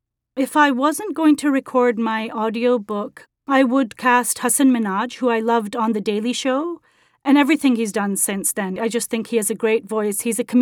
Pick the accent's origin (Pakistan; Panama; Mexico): Pakistan; I'm originally from Pakistan, which was once a part of the British Empire, and I received an English medium education and grew up on British classics